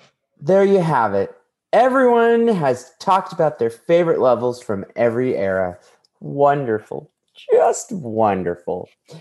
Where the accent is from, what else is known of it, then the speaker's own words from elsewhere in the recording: Las Vegas, Nevada, United States; Hashtag, I'm from Vegas.